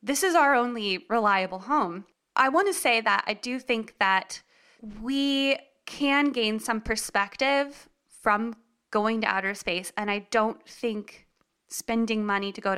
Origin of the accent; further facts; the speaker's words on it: Raleigh, North Carolina, United States; moved away as an adult; also born or lived in San Francisco, California / Los Angeles, California; I am originally from Raleigh, North Carolina